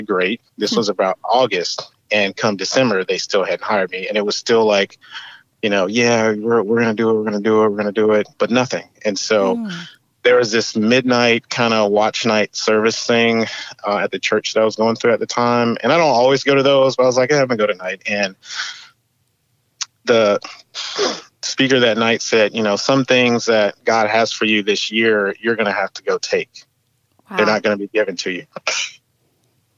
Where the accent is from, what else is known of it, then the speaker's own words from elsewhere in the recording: Charlotte, North Carolina, United States; I grew up in Charlotte, which is a racing capital